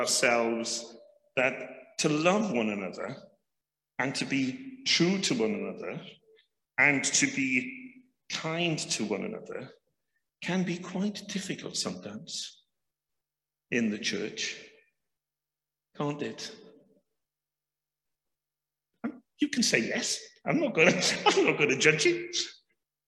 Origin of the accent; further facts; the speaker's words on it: Wales, United Kingdom; as a Welshman